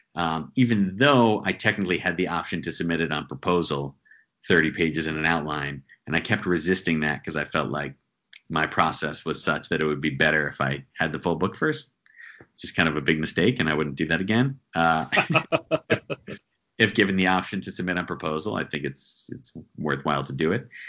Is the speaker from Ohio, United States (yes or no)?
no; central New Jersey, United States; now in New York City, United States; Grew up in New Jersey, uh, central New Jersey, about an hour from New York City.